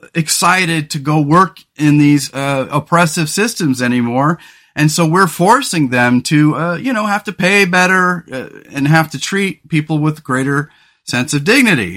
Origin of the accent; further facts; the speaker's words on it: San Luis Obispo County, Central Coast of California, United States; the central coast of California where we grew up in the San Luis Obispo County area